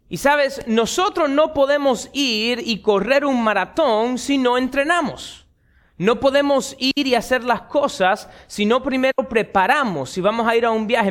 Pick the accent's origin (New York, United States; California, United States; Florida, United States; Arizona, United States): Florida, United States; Miami; un muchacho nacido y criado en Miami